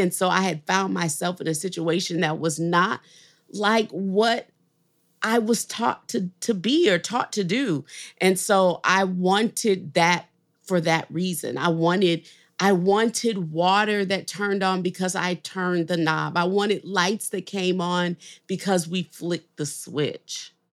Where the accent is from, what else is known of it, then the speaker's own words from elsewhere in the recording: New Orleans, Louisiana, United States; now in Nashville, United States; I'm from New Orleans